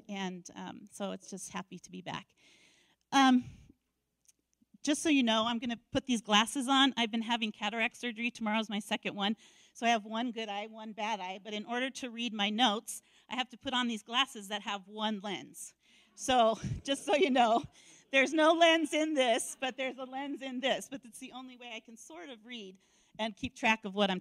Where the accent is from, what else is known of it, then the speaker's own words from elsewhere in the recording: Denver, Colorado, United States; I grew up in Denver, and that's where my parents adopted me